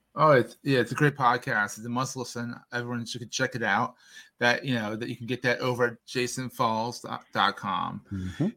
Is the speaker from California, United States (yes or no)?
no; Philadelphia, Pennsylvania, United States; I grew up in and around Philadelphia